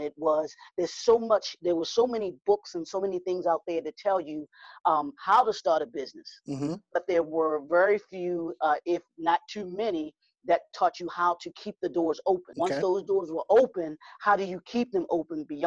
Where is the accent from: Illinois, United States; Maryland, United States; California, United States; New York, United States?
Maryland, United States; Baltimore; I am born and raised in Baltimore, Maryland